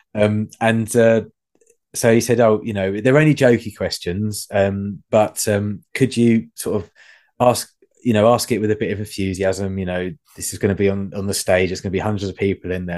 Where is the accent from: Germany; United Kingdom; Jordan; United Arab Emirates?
United Kingdom; England; being English